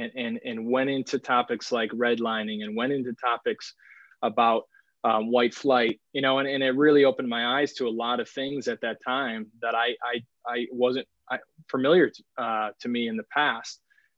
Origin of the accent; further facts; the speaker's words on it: Milwaukee, Wisconsin, United States; I was from Milwaukee and I grew up